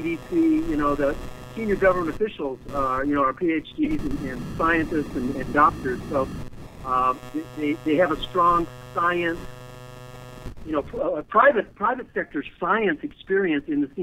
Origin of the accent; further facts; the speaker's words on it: United States; as an American